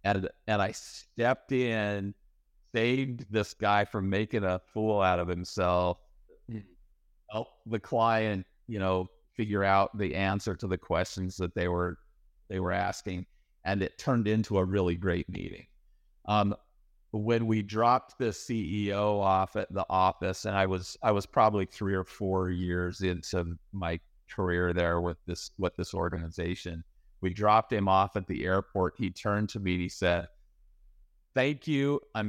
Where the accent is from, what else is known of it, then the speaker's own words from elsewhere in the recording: Idaho, United States; If you go back far enough, I was raised in Idaho, in the US. And aside from raising potatoes, growing potatoes, which is a real thing, by the way, there's not a lot going on. There was a nuclear waste storage facility near my hometown.